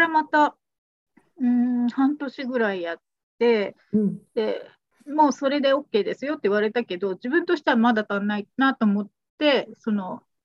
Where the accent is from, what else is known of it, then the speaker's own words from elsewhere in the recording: Miyagi, Japan; moved away as an adult; also born or lived in Nagoya; 私の実家とか親戚がみんなあの宮城なんですね